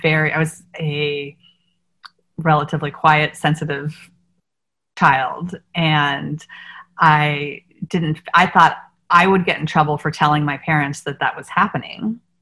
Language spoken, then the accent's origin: English; Washington, District of Columbia, United States; Like, because I grew up in the Washington, D.C. area, we sang at the Kennedy Center at Christmas time.